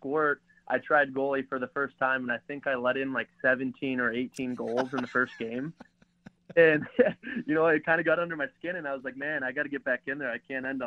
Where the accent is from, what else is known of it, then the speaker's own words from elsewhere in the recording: Minnesota, United States; now in South Bend, United States; growing up in Minnesota, I was fortunate to have instruction from a lot of good hockey players